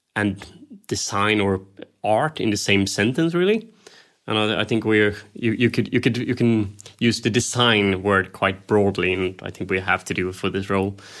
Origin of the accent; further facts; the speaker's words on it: Sweden; I'm, I'm from Scandinavia